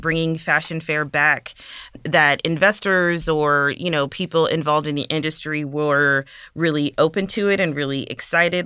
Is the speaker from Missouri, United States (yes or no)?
no; Milwaukee, Wisconsin, United States; I'm actually from Milwaukee, so not very far